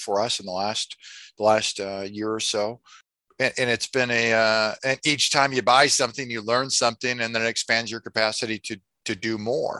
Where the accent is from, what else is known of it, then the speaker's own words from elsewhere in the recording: Des Moines, Iowa, United States; I'm from Des Moines, Iowa.